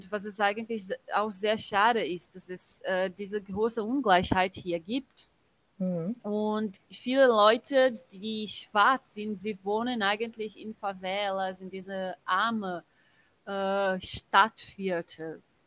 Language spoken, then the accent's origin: German; Brazil; German is a second language; als Brasilianer